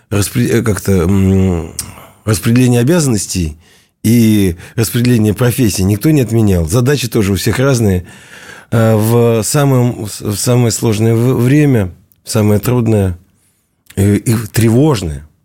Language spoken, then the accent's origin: Russian; Siberia, Russia; Он одессит, я из Сибири.